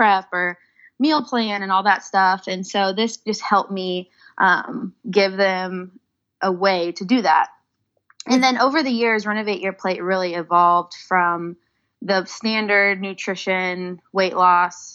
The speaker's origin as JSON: {"language": "English", "town": "Indianapolis", "region": "Indiana", "country": "United States", "tie": "born or raised there", "said": "I was born and raised in Indianapolis"}